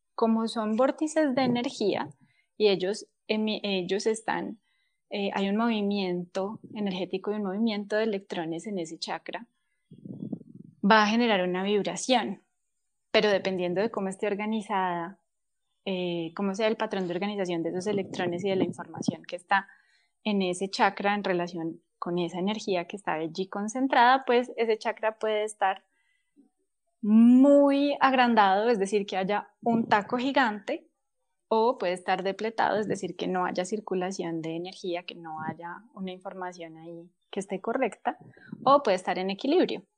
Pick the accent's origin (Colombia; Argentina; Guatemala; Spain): Colombia; nosotros somos colombianos